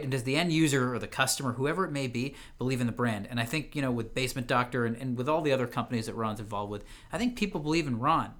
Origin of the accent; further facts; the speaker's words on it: Ottawa, Ontario, Canada; originally born and raised in Ottawa, Canada